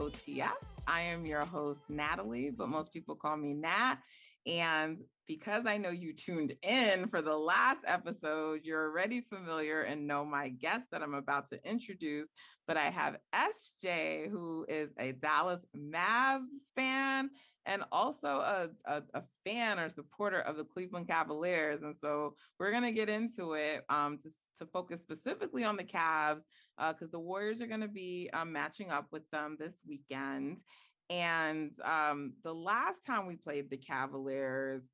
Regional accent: Jamaica; I'm Jamaican

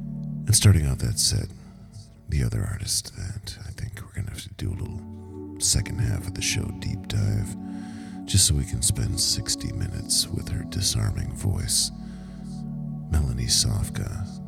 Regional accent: Detroit, Michigan, United States; When I was growing up on Detroit radio

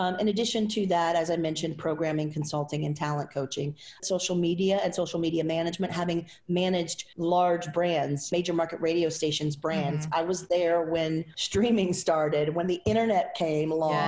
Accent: Southwest Louisiana, United States; moved away as an adult; also born or lived in Texas / Las Vegas; It's, you know, a Cajun name. I'm from Southwest Louisiana

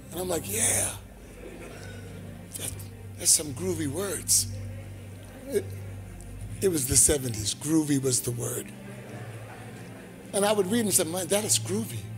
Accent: The Bronx, New York, United States; I'm from Queens, I'm from Queens. No, I'm the Bronx. I'm from the Bronx, I'm from the Bronx.

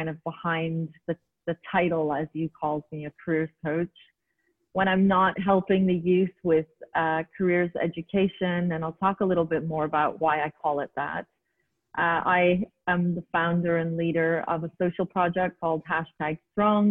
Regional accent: Montreal, Quebec, Canada; moved away as an adult; now in United Arab Emirates; I was born and raised in Montreal, Quebec, Canada, and was there for all of my childhood and then moved to the United Arab Emirates back in the late 90s

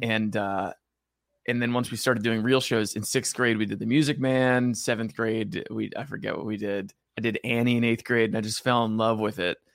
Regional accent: Allentown, New Jersey, United States; moved away as an adult; also born or lived in New York City; growing up in Jersey by the Jersey Shore

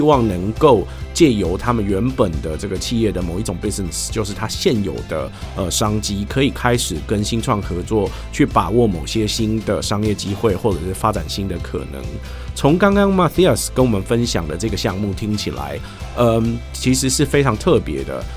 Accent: Taiwan; 我们台湾人

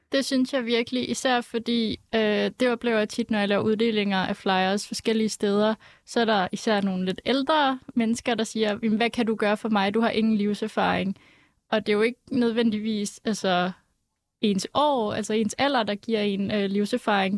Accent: Aalborg, North Denmark Region, Denmark; now in Copenhagen, Denmark; jeg er opvokset i Aalborg

